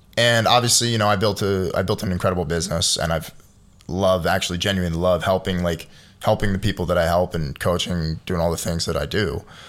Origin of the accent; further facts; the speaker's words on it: United States; as an American